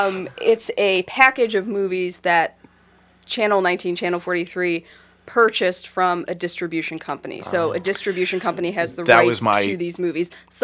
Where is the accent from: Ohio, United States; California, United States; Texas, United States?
Ohio, United States; Cleveland; also born or lived in Berea; I grew up here in Cleveland